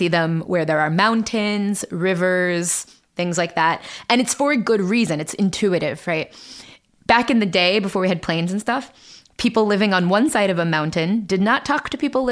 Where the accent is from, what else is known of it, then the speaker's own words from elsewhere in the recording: Central Ohio, United States; accent: Midland; I'm a Midland speaker because I'm from Central Ohio.